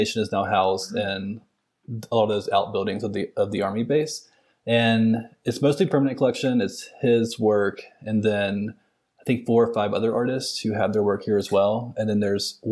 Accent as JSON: {"language": "English", "town": "Montgomery", "region": "Alabama", "country": "United States", "tie": "born or raised there", "also_born_or_lived": "Washington State / Boston", "moved": "yes", "lives_now": "Nashville, United States", "said": "I grew up in the South. I'm from Montgomery, Alabama"}